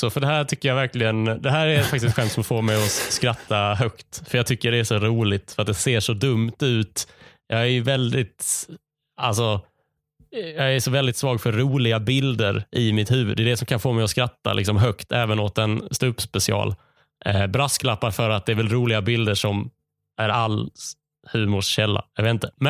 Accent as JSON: {"language": "Swedish", "region": "Skåne", "country": "Sweden", "said": "PGA, jag är skåning och vi befinner oss i Skåne när jag säger det här."}